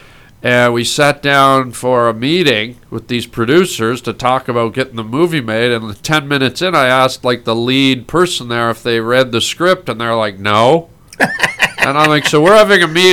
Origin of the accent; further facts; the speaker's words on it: Canada; we were Canadian